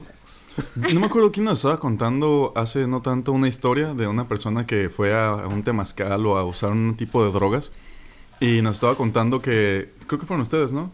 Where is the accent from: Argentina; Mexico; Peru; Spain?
Mexico; soy un mexicano